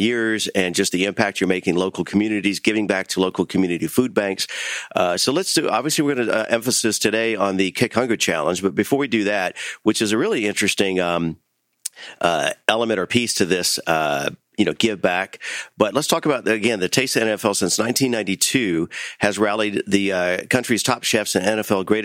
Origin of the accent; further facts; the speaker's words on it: Miami, Florida, United States; my hometown of Miami, Florida